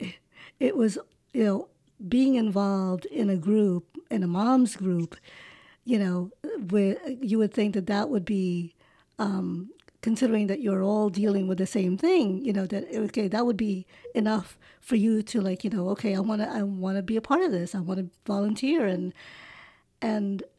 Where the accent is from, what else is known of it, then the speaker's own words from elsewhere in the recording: New York City, New York, United States; now in Long Island, United States; I grew up in Queens